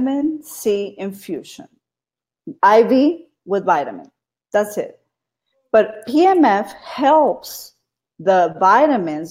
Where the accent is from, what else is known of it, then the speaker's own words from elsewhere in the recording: Brownsville, Texas, United States; moved away as an adult; now in Austin, United States; I'm from Austin, Texas. Was born in Brownsville, Texas, the Valley. And I've been here in Austin 24 years.